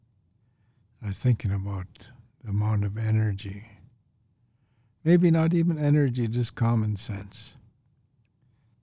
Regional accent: Canada; growing up in Canada, it was like as if I magically picked up this identity of being an Indian

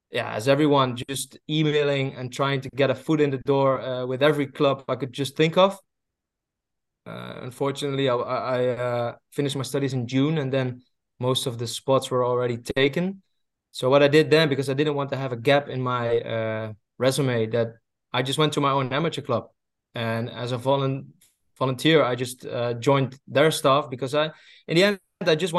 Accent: Netherlands; also born or lived in Belgium; I moved abroad to Belgium because I'm from Holland

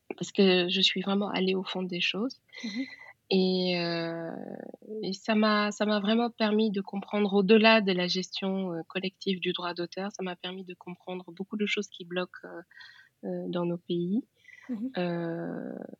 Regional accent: Senegal; je suis sénégalaise, donc je, je suis née dans un pays

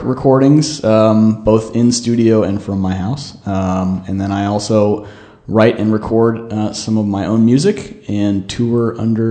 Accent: California, United States; moved away as an adult; now in Texas, United States; In a nutshell, I'm from California, but ended up in Texas to go to TCU

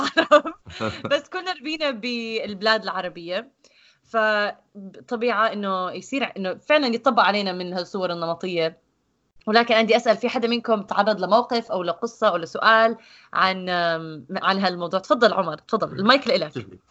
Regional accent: Jordan; moved away; عندنا بالاردن

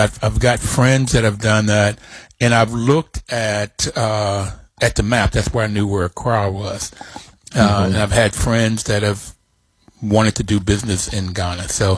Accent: Bluefield, West Virginia, United States; I grew up in Bluefield, West Virginia, which is a very small town in in West Virginia, coal mining, blue collar, relatively poor folk.

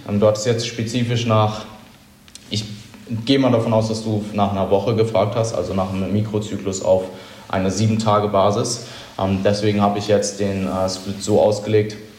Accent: Germany; aber ich sehe als Deutscher

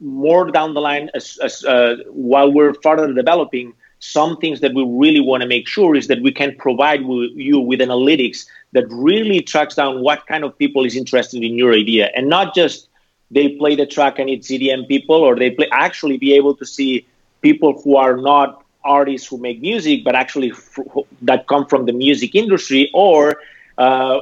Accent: Barcelona, Catalonia, Spain; moved away as an adult; also born or lived in Amsterdam / San Francisco; now in Los Angeles, United States; I'm originally from Barcelona

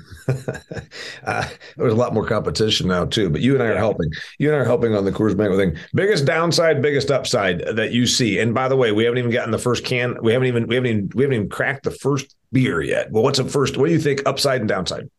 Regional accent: Indiana, United States; my home state of Indiana here. I'm a I'm an Indiana guy

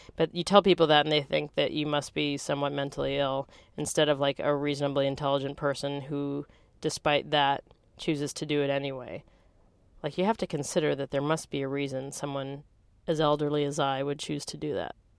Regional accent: Green Bay, Wisconsin, United States; also born or lived in Santa Cruz, California; now in San Francisco, United States; I grew up in Green Bay, Wisconsin.

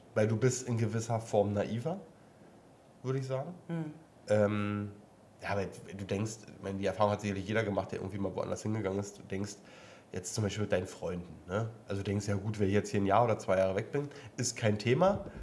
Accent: East Germany, Germany; bin ja mal geboren im Osten. Ehemals. Ossi quasi

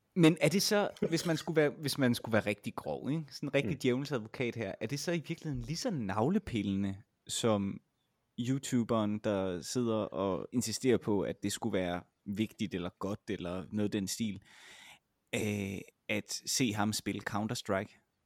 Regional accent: Vejle, Southern Denmark, Denmark; jeg kommer fra Vejle, som jo er en relativt lille

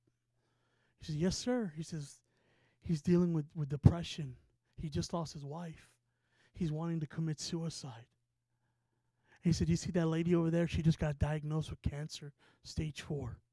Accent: San Antonio, Texas, United States; we're from San Antonio, Texas

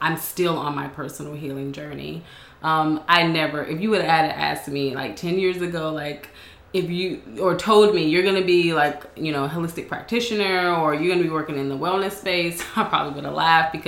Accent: Knoxville, Tennessee, United States; accent: southern drawl; moved away; also born or lived in Atlanta, Georgia / California; I was born in Knoxville, Tennessee

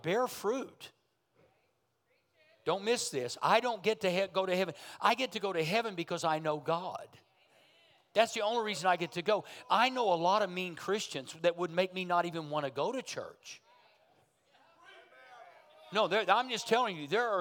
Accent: Berry Hill, Oklahoma, United States; I come from Berry Hill, Oklahoma

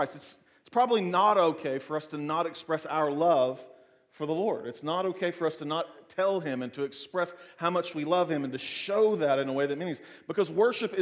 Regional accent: Clinton, United States; growing up in Clinton

